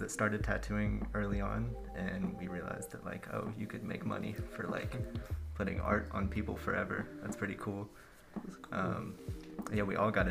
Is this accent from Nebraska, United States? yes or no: no; Memphis, Tennessee, United States; I'm born and raised in Memphis